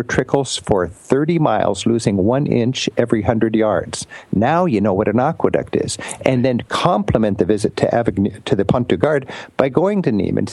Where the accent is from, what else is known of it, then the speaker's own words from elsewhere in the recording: United States; I'm an American.